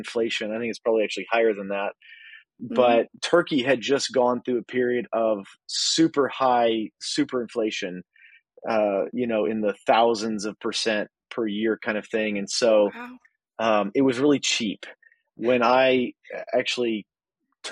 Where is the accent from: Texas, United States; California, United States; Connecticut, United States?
Texas, United States; moved away as an adult; now in Midwest, United States; So I live in the Midwest now. I'm originally from Texas